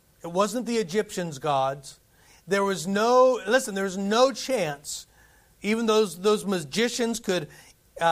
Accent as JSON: {"language": "English", "country": "United States", "said": "as an American"}